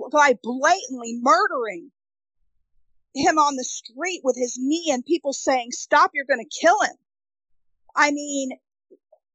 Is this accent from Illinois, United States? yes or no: no; New York, United States; moved away; also born or lived in Connecticut / Midwest; growing up in New York to moving to, you know, Connecticut, then moving to the Midwest